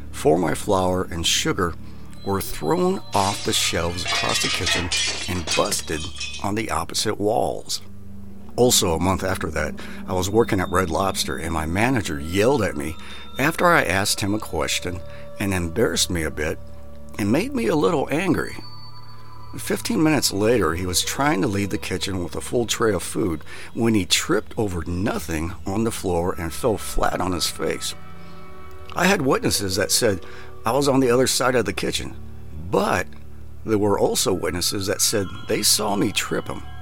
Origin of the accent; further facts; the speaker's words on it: Minnesota, United States; moved away; I was extremely depressed, homesick. I came from Minnesota.